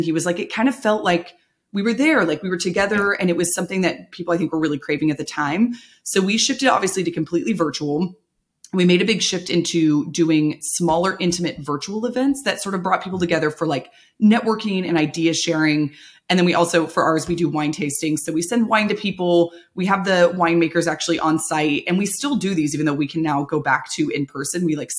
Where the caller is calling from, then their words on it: Walnut Creek, California, United States; I am joining you virtually from my living room in the East Bay in Walnut Creek, California.